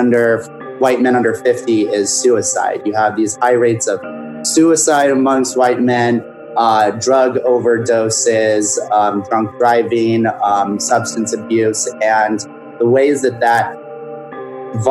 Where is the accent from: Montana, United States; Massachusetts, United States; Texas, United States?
Montana, United States; Whitefish; now in New York City, United States; I'm from Whitefish, Montana, which is a ski resort town, lake town, and then a half hour away from Glacier Park.